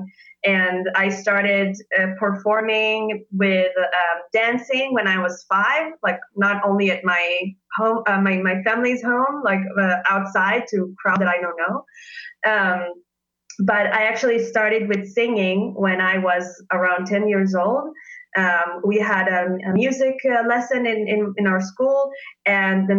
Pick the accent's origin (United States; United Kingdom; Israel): Israel; moved away as an adult; now in Leipzig, Germany; I'm currently living in Leipzig, and I'm originally from Israel.